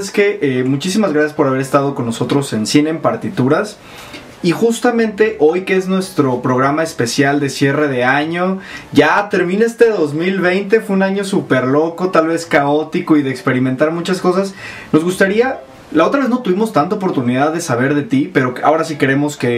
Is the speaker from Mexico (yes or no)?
yes; Mexico; vemos que incluso siendo mexicanos desconocíamos a esta a esta este espacio comunidad que se encuentra en Monterrey